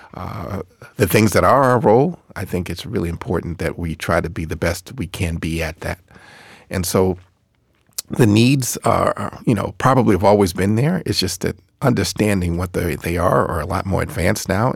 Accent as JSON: {"language": "English", "town": "Boston", "region": "Massachusetts", "country": "United States", "tie": "born or raised there", "said": "I grew up in Boston"}